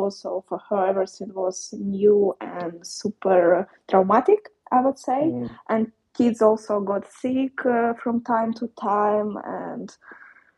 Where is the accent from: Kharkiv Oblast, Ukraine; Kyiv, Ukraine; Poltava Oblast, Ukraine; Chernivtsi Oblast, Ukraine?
Poltava Oblast, Ukraine; moved away as an adult; I've been at my hometown, on central part of Ukraine, Poltava region